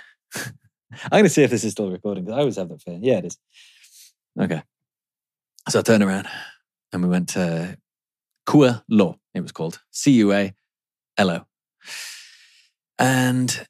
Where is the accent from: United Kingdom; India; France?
United Kingdom; England; being English